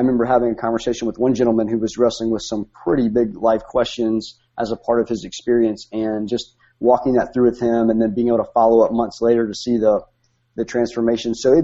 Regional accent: Bluefield, West Virginia, United States; moved away as an adult; also born or lived in Steamboat Springs, Colorado; now in Rome, United States; I grew up in West Virginia

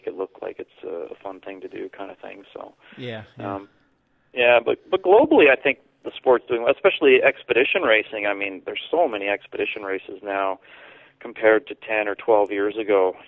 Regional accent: Canada; growing up in Canada, I played lots of hockey growing up

